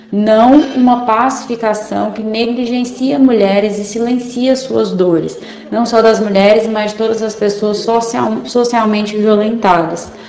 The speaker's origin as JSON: {"language": "Portuguese", "town": "Porto Alegre", "region": "Rio Grande do Sul", "country": "Brazil", "said": "eu sou de Porto Alegre"}